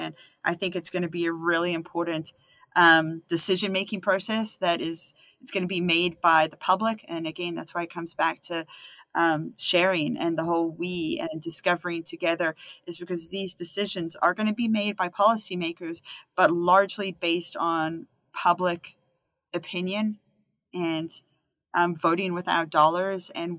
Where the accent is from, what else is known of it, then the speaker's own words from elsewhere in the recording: Canada; And so as a Canadian scientist